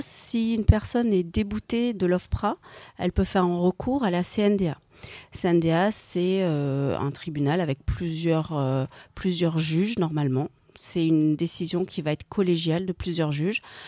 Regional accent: France; nous en tant que Français

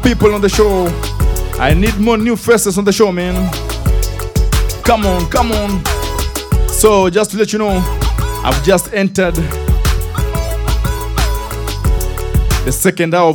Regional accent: Kenya; we as Kenyans

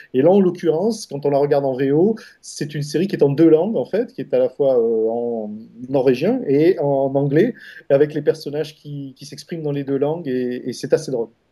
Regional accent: France; moved away; moi, en tant que, en tant que Français d'étranger

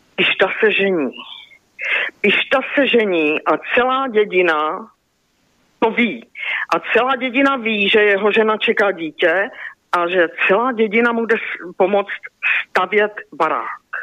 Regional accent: Ostrava, Moravian-Silesian Region, Czechia; now in Čeladná, Czech Republic; narodila jsem se v roce 1957 v Ostravě, v centru Ostravy.

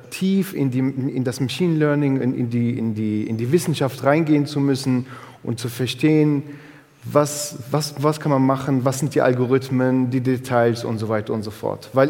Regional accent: Aachen, North Rhine-Westphalia, Germany; eine Firma aus meiner Heimatstadt ähm, so sichtbar wird und so, so coole Sachen macht. Also ich bin äh, ursprünglich Öscher, habe in der Universität Aachen studiert

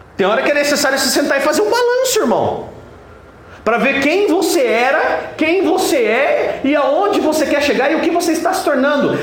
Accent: Brazil; eu nasci no Brasil

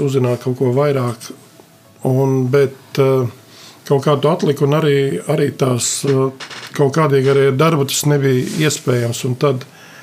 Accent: Sigulda, Latvia; esmu no Siguldas.

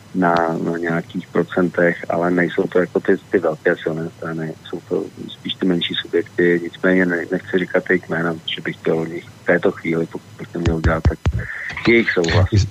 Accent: Prague, Czechia; moved away as an adult; now in Central Bohemian Region, Czech Republic; narodil jsem se v Praze, žil jsem tam celý život, ve středních Čechách vlastně teď posledních deset let

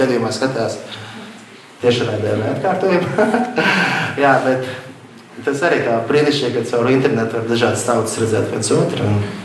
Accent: Latvia; Es no Latvijas esmu aizbraucis

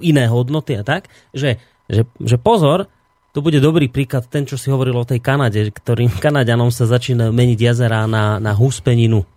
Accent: Hnúšťa, Banská Bystrica Region, Slovakia; ja to je moje rodisko

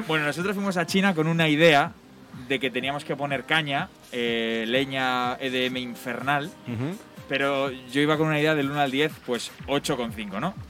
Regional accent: Bilbao, Basque Country, Spain; soy de Bilbao

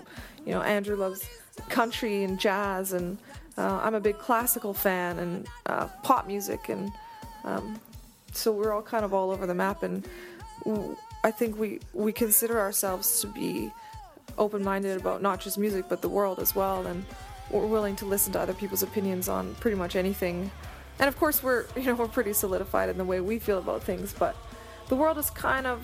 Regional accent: Vancouver, British Columbia, Canada; we are from Vancouver, but we've toured around North America quite a bit.

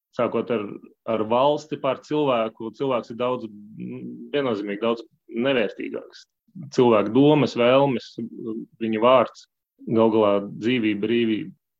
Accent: Valmiera, Vidzeme, Latvia; moved away as an adult; also born or lived in Spain / France / Russia; now in Belgium; Es esmu dzimis Valmierā. Nu jā, arī liela daļa laika pavadījis Valmierā.

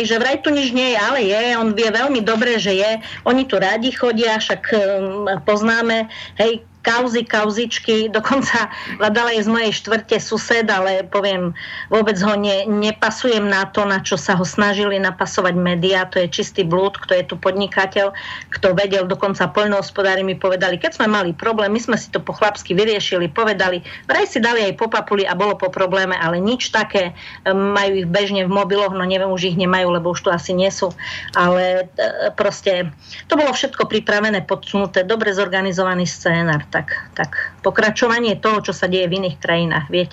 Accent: Košice, Košice Region, Slovakia; Ja som sa narodil v Košiciach.

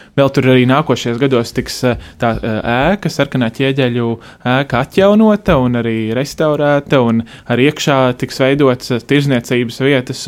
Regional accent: Riga, Latvia; Es tur dzīvoju, esmu dzimis Rīgā, eh, visu laiku dzīvojis

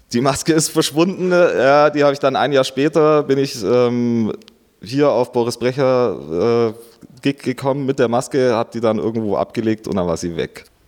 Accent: Augsburg district, Bavaria, Germany; also born or lived in Stuttgart; ich bin geboren in Stuttgart und aufgewachsen hier im Landkreis Augsburg, also nicht direkt in der Stadt.

